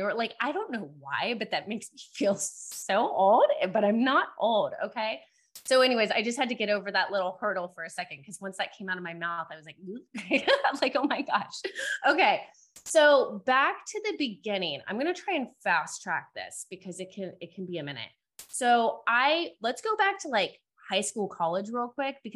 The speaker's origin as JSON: {"language": "English", "town": "Cincinnati", "region": "Ohio", "country": "United States", "moved": "yes", "lives_now": "Dallas, United States", "said": "So I currently live in Dallas, Texas. I'm originally from Cincinnati, Ohio"}